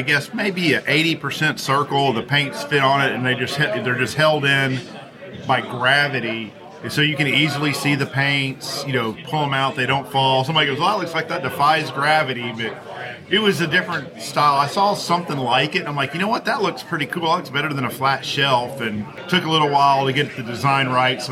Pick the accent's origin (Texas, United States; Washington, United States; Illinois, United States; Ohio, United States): Texas, United States; Houston; moved away as an adult; now in Chattanooga, United States; Originally from Houston, currently live in Chattanooga, Tennessee